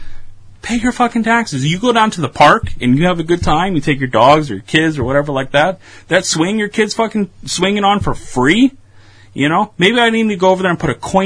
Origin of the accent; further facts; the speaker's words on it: United States; also born or lived in Chicago; I'm American